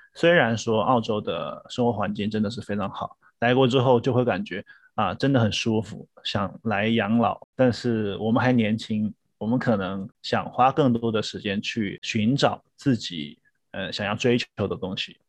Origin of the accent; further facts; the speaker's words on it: Wuhan, Hubei, China; moved away as an adult; now in Australia; 我来自世界著名城市武汉